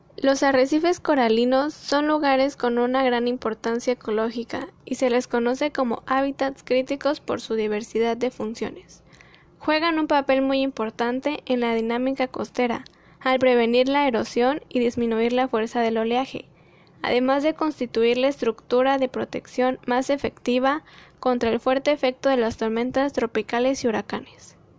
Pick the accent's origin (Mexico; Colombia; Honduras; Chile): Mexico